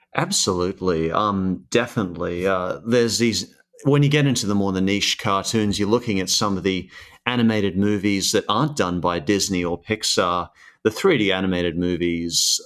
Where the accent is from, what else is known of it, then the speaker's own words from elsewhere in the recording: Australia; also born or lived in Sydney, New South Wales / Brisbane, Queensland; I started in Sydney when I was a kid, and then around 10 years old, I moved up to Brisbane, uh, Queensland.